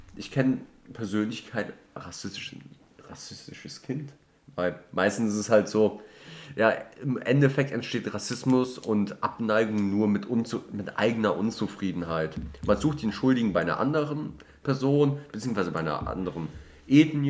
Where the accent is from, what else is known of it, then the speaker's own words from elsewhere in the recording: Düsseldorf, North Rhine-Westphalia, Germany; Ich komme aus Düsseldorf